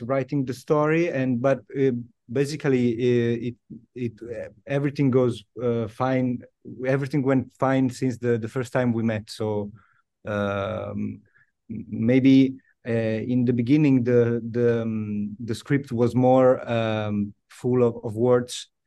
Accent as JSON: {"language": "English", "town": "Milan", "region": "Lombardy", "country": "Italy", "tie": "born or raised there", "second_language": "English", "said": "born and raised in, uh, in Italy, yes, in Milan"}